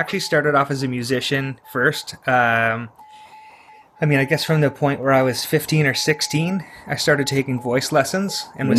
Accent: Toronto, Ontario, Canada; So I'm in East York in Toronto, Ontario.

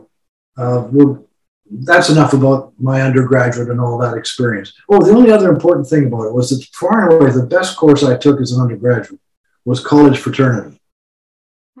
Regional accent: Winnipeg, Manitoba, Canada; I was born in Winnipeg in 1944

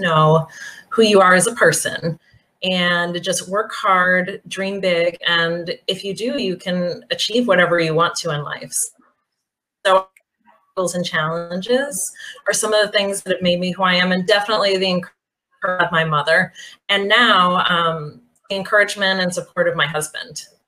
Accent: Bath, Maine, United States; moved away as an adult; now in Belgrade, Serbia; born and raised um, in a small town in Maine, uh, Bath, Maine

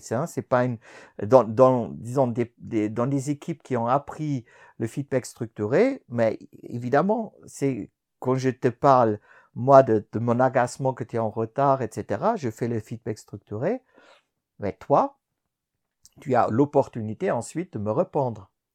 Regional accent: Germany; also born or lived in France; now in Switzerland; je suis né en Allemagne

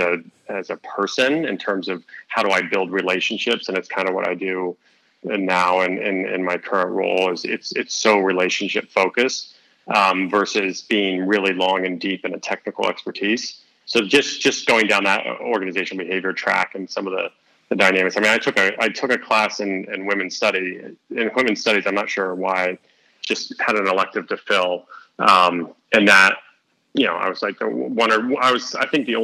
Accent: Mount Vernon, Ohio, United States; moved away; also born or lived in Columbus, Ohio; I was born in Columbus, but then moved up to Mount Vernon at like 4 or 5. So I'd done, you know, grade school, middle school, and high school all in this small town

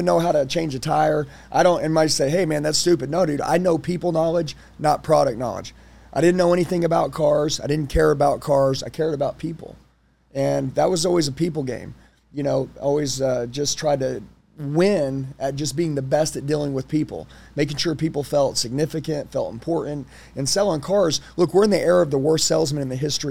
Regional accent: Oklahoma, United States; I'm from Oklahoma.

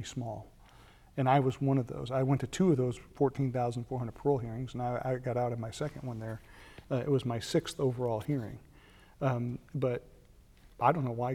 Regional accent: Lockport, New York, United States; moved away as an adult; also born or lived in California / Tennessee; now in South Carolina, United States; I'm from Western New York, grew up in the town of Lockport, which is about 25 miles from Niagara Falls in Buffalo

